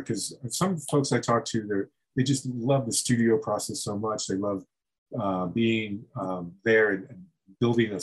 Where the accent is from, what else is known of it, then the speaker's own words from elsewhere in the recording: Florida, United States; moved away; I grew up down in Florida, and it's a nutty place